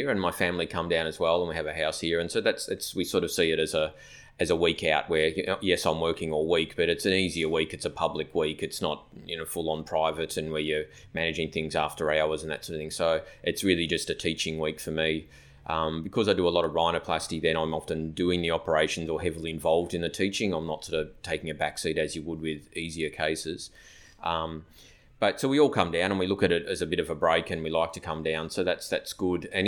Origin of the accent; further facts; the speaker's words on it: Phillip Island, Victoria, Australia; moved away as an adult; now in Cairns, Australia; I'm from rural Victoria, so I grew up down in Phillip Island in South Gippsland